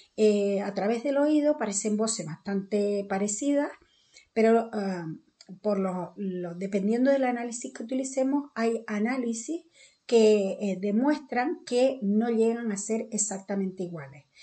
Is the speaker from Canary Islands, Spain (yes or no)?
yes; Canary Islands, Spain; accent: Canarian; yo soy canaria